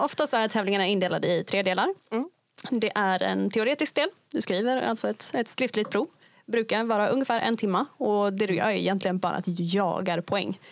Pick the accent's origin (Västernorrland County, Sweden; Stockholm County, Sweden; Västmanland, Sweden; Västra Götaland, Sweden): Västernorrland County, Sweden; Kramfors; now in Umeå, Sweden; kommer inte härifrån Umeå, jag kommer från Kramfors, en liten by eh, i Höga Kusten. Eh, och flyttade hit till Umeå 2016